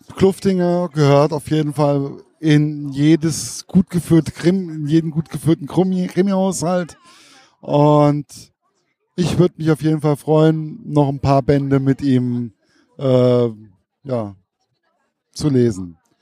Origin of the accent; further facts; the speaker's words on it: Giessen, Hesse, Germany; das ist ja meine Heimat.